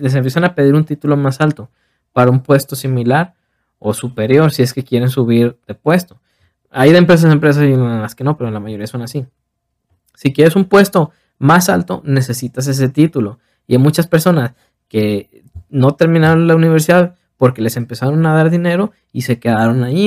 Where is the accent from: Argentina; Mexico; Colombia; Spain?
Mexico; Tepic, Nayarit; moved away as an adult; now in Guadalajara, Mexico; yo soy de Tepic, entonces yo me vine a Guadalajara